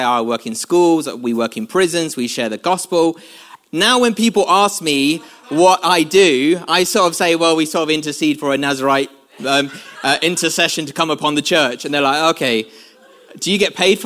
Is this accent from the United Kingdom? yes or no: yes; London, United Kingdom; moved away as an adult; now in North of England, United Kingdom; I'm from London, when I go back to London, I sort of find London accents very peculiar